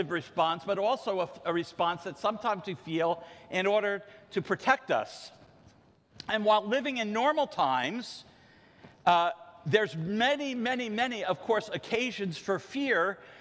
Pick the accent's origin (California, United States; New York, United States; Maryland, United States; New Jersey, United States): New Jersey, United States; Ocean Grove; When I was a kid growing up in Ocean Grove